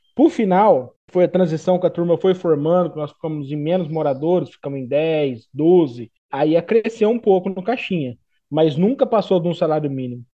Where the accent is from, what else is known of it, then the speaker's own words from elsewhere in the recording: Bilac, São Paulo, Brazil; moved away as an adult; now in Araputanga, Brazil; eu sou da, da Grande Bilac.